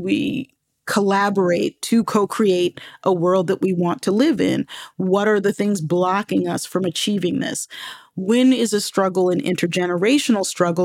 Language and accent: English; Baltimore, Maryland, United States; also born or lived in New York; I lived in New York until I was six, you know, and right at the age of six, we moved to Baltimore